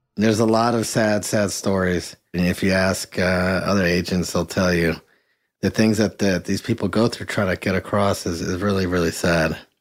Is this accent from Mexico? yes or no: yes; Mexico; first language Spanish; English is a second language; now in United States; I actually grew up in Mexico. Having lived down there, Spanish was my first language, lived on the border as a kid lived on the border as an adult